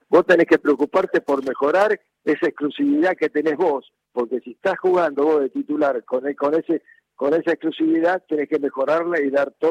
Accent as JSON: {"language": "Spanish", "town": "Godoy Cruz", "region": "Mendoza", "country": "Argentina", "tie": "born or raised there", "said": "Este, y en eh, Mendoza, futbolísticamente, yo vivía eh, vivía jugando en el potrero y, nací"}